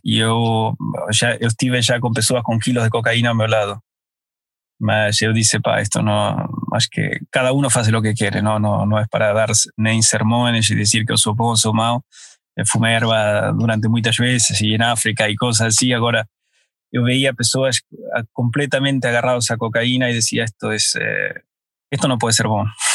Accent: Argentina; now in Portugal

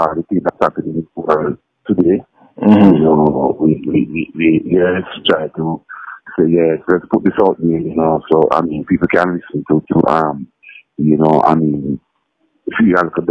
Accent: Saint Andrew, Jamaica; at my hometown, that's where I was born.

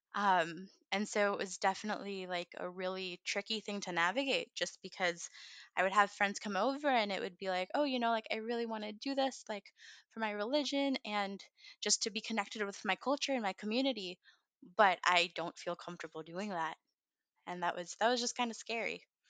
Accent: United States; also born or lived in India; I was raised very much as a quintessential American girl

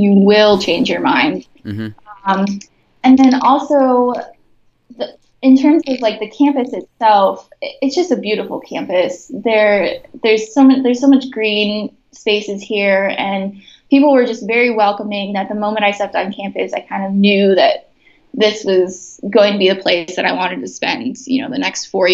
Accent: Chicago, Illinois, United States; moved away as an adult; also born or lived in Bloomington, Indiana; I'm from Chicago, so a lot of my applications are back in the city just because that's where my family is

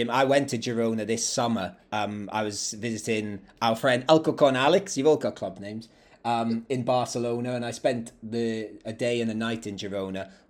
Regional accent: Wales, United Kingdom; that I used to see going over the River Taff in my hometown in South Wales.

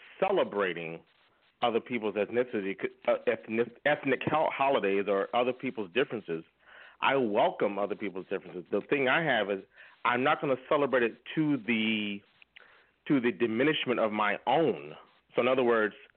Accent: United States; I was born here

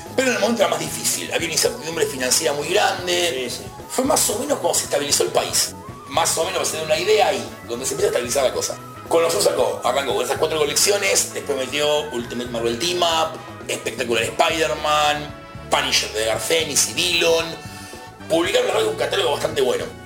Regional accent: Buenos Aires, Argentina; yo soy de Villa Crespo

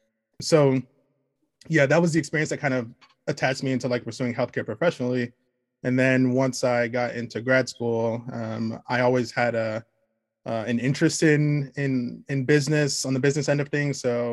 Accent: Nigeria; it's like I'm Nigerian, and I had the opportunity to go back to Nigeria when I was a kid

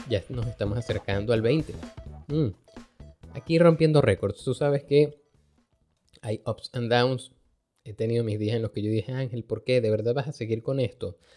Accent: Venezuela; aquí si hay algo que uno aprende como venezolano es hacer esa vaina, a resolver.

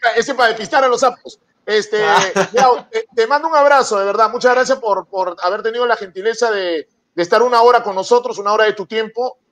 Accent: Peru; yo también soy peruano

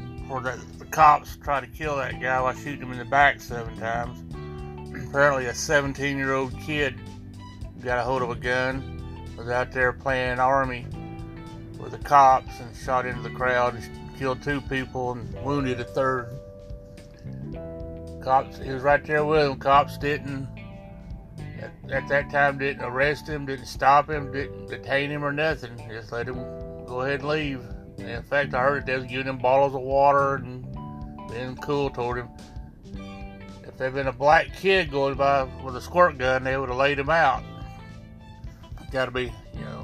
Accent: Alabama, United States; my home state of Alabama

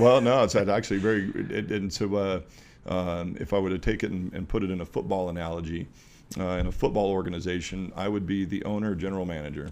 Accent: Walla Walla, Washington, United States; the little town I grew up in, Walla Walla, Washington

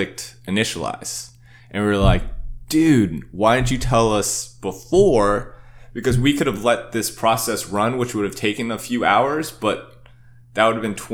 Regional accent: Santa Monica, California, United States; also born or lived in New York / Austin; This would be my hometown, Santa Monica. It was just because I was born and raised there.

